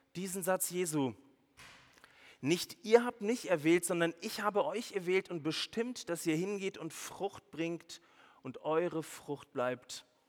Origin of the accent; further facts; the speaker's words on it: Swabia, Baden-Württemberg, Germany; als Schwabe